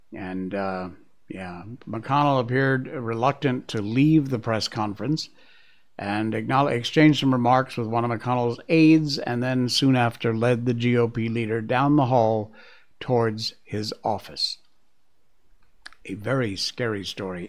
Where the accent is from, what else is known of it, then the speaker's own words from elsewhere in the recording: Cornwall, Connecticut, United States; I grew up in Cornwall, Connecticut, which is about as rural as you can get.